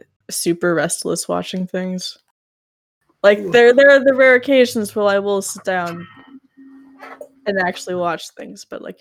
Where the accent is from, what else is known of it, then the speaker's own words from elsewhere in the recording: United States; we're from the United